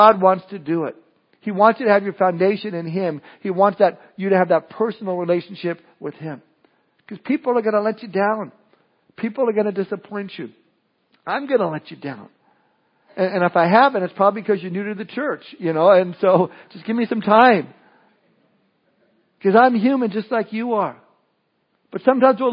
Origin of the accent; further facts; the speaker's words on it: Southern California, United States; moved away; I was born and raised in Southern California